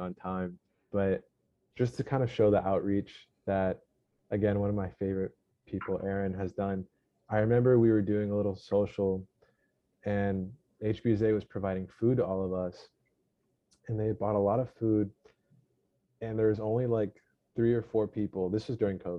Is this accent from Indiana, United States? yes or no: no; Dallas, Texas, United States; moved away; I'm Mexican and I was born and raised in Dallas, Texas, but I don't speak Spanish